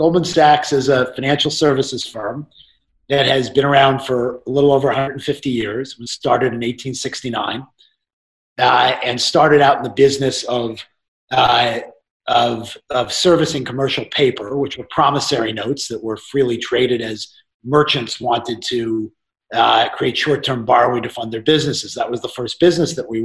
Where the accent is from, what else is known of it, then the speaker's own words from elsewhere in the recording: Hartsdale, New York, United States; I grew up in Westchester. I went to Edgemont High School, and I lived in Hartsdale, New York.